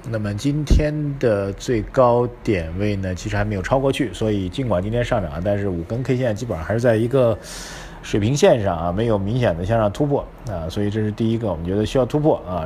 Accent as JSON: {"language": "Chinese", "region": "Shanghai", "country": "China", "said": "我们上海人说话叫做顶到杠头上了"}